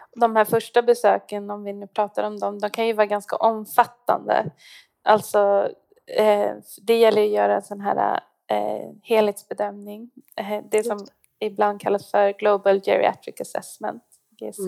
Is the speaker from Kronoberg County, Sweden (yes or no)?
no; Stockholm, Stockholm County, Sweden; moved away as an adult; now in Gällivare, Sweden; jag är stockholmare faktiskt